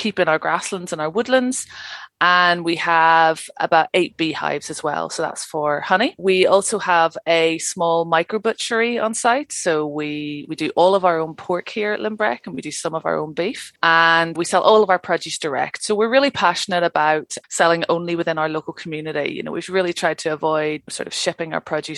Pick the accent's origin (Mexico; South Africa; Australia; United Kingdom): United Kingdom; Northern Ireland; moved away as an adult; also born or lived in London; now in Cairngorms National Park, Scotland; I'm originally from Northern Ireland, trained as an archaeologist